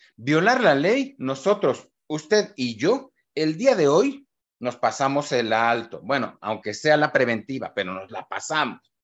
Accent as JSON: {"language": "Spanish", "country": "Mexico", "said": "somos los mexicanos"}